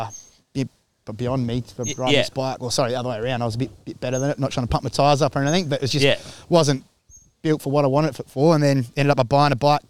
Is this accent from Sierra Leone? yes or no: no; Adelaide, South Australia, Australia; also born or lived in Alice Springs / Stirling; So I'm originally from Adelaide. We moved to Alice Springs for a bit